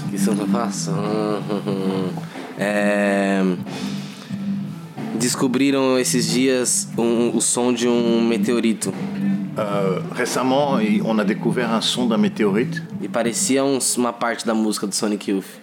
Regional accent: Brazil; É, eh, nasci no Brasil. Na favela do Coqueiro. Na favela do, na favela de Coqueiros.

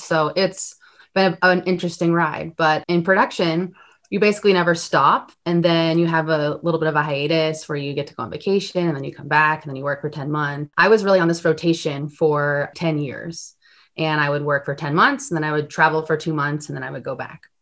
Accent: Glastonbury, Connecticut, United States; moved away as an adult; also born or lived in Worcester, Massachusetts; now in Los Angeles, United States; I was born in Los Angeles, California, and I grew up in Glastonbury, Connecticut

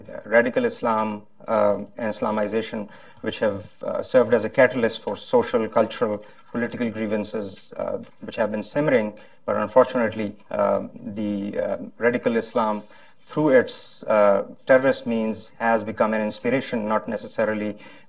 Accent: Florida, United States; But first things first, I'm from Florida, and we had a really major disaster in Florida, a major tragedy yesterday.

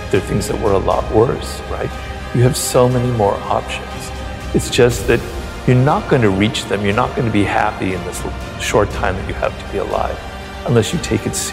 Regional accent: Ireland; being an Irishman in Paris in my early 20s, you know, I was having adventures, right?

